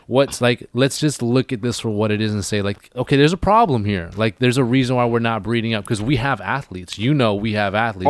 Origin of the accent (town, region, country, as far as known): Vancouver Island, British Columbia, Canada; now in Vancouver, Canada